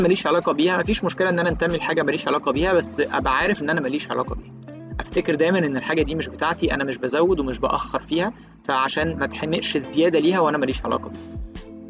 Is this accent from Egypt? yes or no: yes; Egypt; أنا شخص مصري عايش في القاهرة